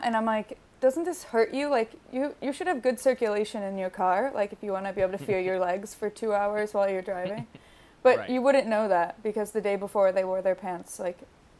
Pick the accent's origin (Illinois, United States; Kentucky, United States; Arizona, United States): Illinois, United States; Chicago; I'm from Chicago.